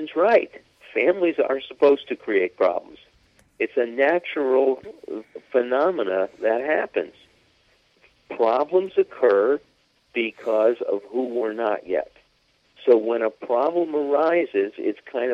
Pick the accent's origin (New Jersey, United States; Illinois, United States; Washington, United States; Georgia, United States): Illinois, United States; Chicago; I grew up in Chicago, I was on the Northwest Side